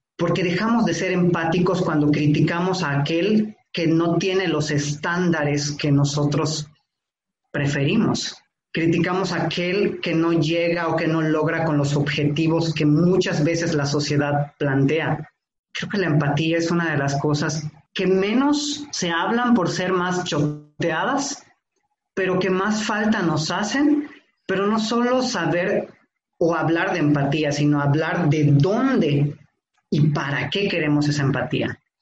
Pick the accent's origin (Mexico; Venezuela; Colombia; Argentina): Mexico; Tixméhuac, Yucatán; Yo nací en Tishmehuac, Yucatán, un municipio que está de Mérida como a dos horas